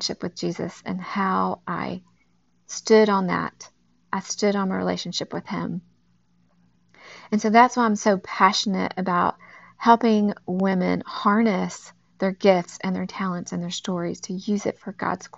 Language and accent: English; Texas, United States; now in Knoxville, United States; I'm originally from Texas. I'm now in Tennessee